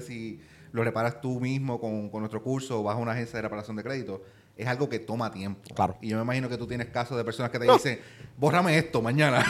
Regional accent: Puerto Rico; accent: Puerto Rican; es simplemente mi acento, ¿verdad? Porque nosotros los puertorriqueños pues no pronunciamos la R.

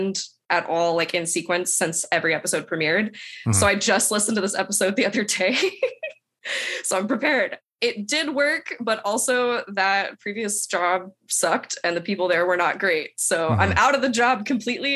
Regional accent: Oklahoma, United States; I am from Oklahoma

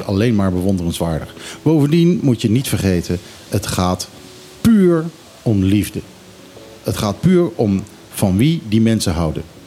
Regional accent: Netherlands; now in Bonaire; ik ben toch een Hollander

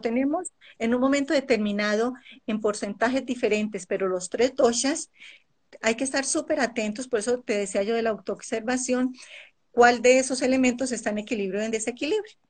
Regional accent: Colombia; now in Ecuador; nací en Colombia, viví parte de mi vida en Colombia y me vine a vivir ya va a ser 27 años aquí al Ecuador

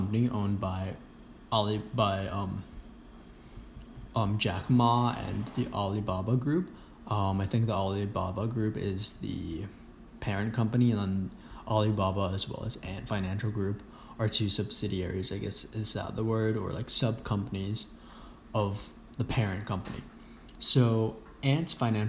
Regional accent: China; I was born in China

